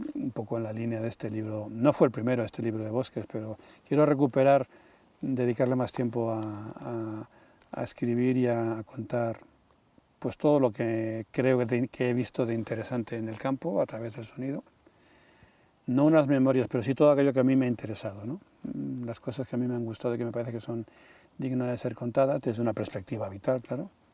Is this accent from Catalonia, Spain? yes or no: no; Madrid, Community of Madrid, Spain; moved away as an adult; also born or lived in Sierra de Guadarrama, near Segovia; now in Valsaín, Spain; yo ya me fui de Madrid, yo soy de Madrid, pero me fui hace 30 años, me vine a vivir aquí a la sierra, al lado Segovia